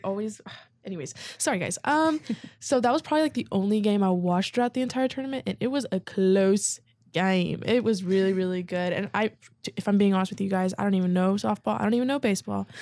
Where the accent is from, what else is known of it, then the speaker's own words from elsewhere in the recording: Lubbock, Texas, United States; moved away; I've literally lived in Lubbock my entire life